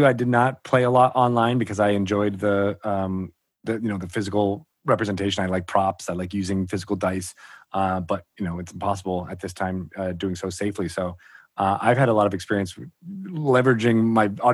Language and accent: English; Connecticut, United States; I grew up in Connecticut